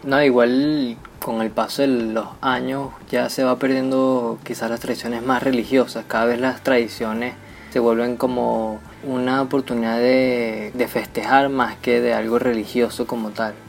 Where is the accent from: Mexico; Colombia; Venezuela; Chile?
Venezuela; como venezolanos tenemos obviamente otra cultura completamente distinta a la del resto del mundo